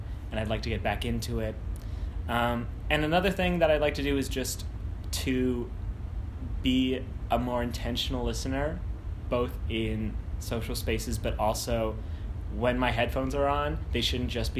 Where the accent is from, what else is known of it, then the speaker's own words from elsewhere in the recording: Winnipeg, Manitoba, Canada; now in Toronto, Canada; I'm from Winnipeg